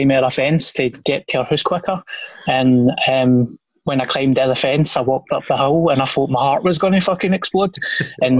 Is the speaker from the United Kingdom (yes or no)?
yes; Glasgow, Scotland, United Kingdom; Springburn. Born and raised